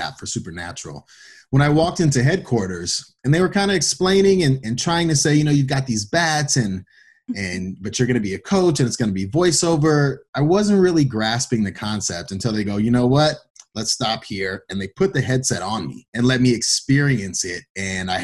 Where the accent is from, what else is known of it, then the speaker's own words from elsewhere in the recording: Pasadena, California, United States; moved away as an adult; also born or lived in Iowa; I was born and raised in Pasadena, California.